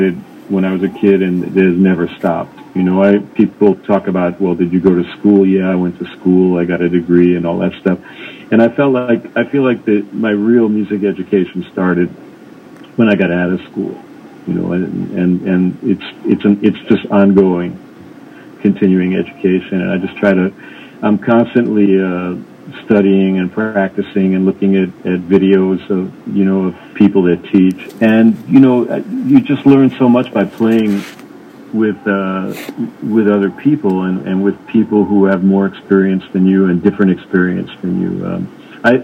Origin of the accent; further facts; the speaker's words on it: New York City, New York, United States; I grew up in New York City